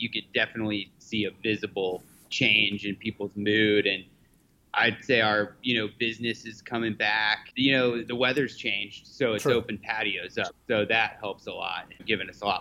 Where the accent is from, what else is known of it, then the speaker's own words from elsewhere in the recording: Lawrence, Kansas, United States; moved away as an adult; also born or lived in Oklahoma; now in Kansas City, United States; I was raised in Lawrence, Kansas, which is, 30 minutes outside of Kansas City